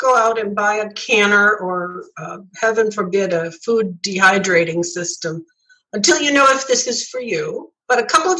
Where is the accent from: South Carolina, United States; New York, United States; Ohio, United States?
New York, United States; It was a staple in everyone's home where I grew up in New York State